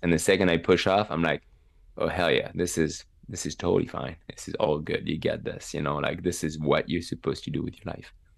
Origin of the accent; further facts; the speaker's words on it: Megève, Auvergne-Rhône-Alpes, France; English is a second language; moved away as an adult; also born or lived in Evreux, France; now in United States; my hometown of Megève in the Alps